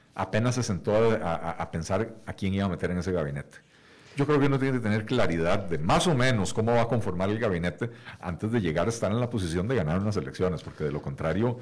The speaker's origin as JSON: {"language": "Spanish", "country": "Costa Rica", "said": "como costarricenses"}